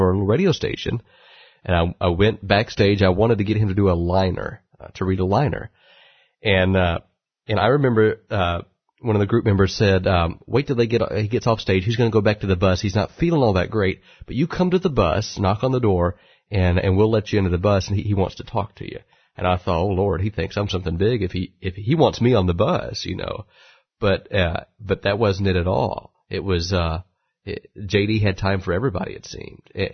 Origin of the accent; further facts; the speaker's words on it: Warner Robins, Georgia, United States; my hometown in Warner Robins